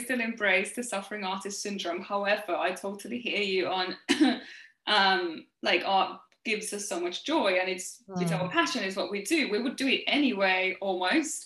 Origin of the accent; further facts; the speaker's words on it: Finland; now in London, United Kingdom; I come from Finland